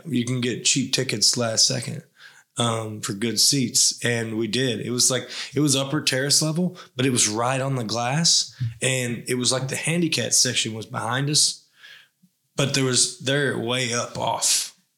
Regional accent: Tennessee, United States

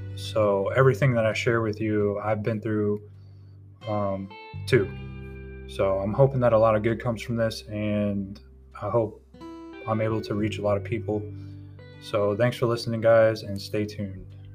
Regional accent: Tampa, Florida, United States; moved away as an adult; now in North Carolina, United States; I'm originally from Tampa, Florida. I now reside in North Carolina. I've been here for about two years

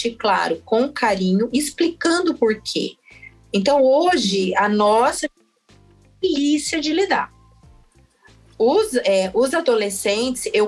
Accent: Mato Grosso do Sul, Brazil; now in São Paulo, Brazil; Logo que eu mudei para São Paulo, a gente vem lá, né, do Mato Grosso do Sul, todo assim, se, se sentindo do interior, com muito orgulho, pantaneira e tal.

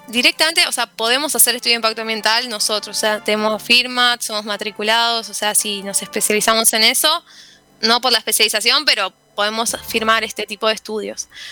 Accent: Buenos Aires, Argentina; lo que somos los porteños

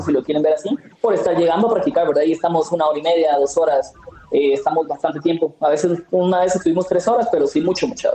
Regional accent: Guatemala; nosotros como guatemaltecos

